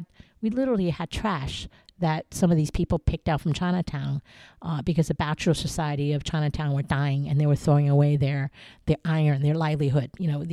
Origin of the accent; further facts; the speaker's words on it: Taiwan; I go back to my childhood growing up in Taiwan with a palace museum in my backyard.